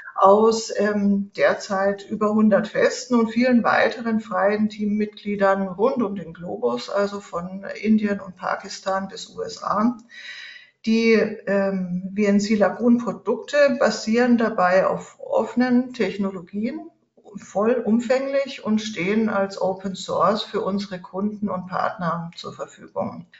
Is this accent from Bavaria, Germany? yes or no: yes; Nuremberg, Bavaria, Germany; moved away as an adult; now in Switzerland; Geboren bin ich in Nürnberg und ich lebe inzwischen in der Schweiz